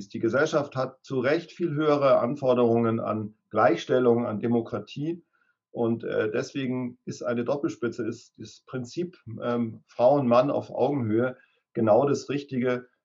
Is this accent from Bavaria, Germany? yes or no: yes; Munich, Bavaria, Germany; born there; Nein, ich bin geborener Münchner, aber ich hab, äh, ähm, bin mit meinen Eltern äh, in der dritten Klasse aufs Land rausgezogen und habe dort lange gelebt